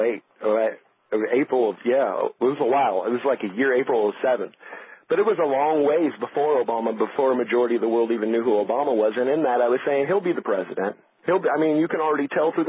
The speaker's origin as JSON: {"language": "English", "town": "Los Angeles", "region": "California", "country": "United States", "tie": "born or raised there", "said": "the very neighborhood I grew up in Los Angeles"}